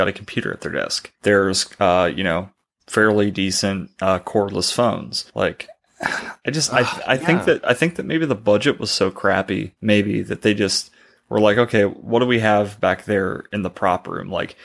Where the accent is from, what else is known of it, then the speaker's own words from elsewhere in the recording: United States; as an American, raised here, lived here my whole life